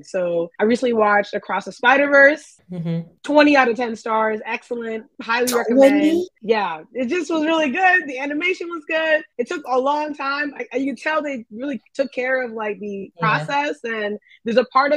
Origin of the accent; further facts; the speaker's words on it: Maryland, United States; also born or lived in Kumasi, Ghana / Minnesota; I mainly grew up in Maryland, but I was born in Ghana.